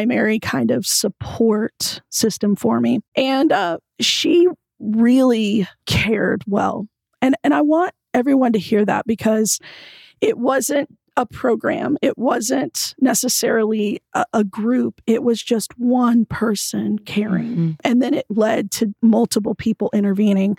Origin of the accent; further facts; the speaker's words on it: Oklahoma City, Oklahoma, United States; I was born and raised in Oklahoma City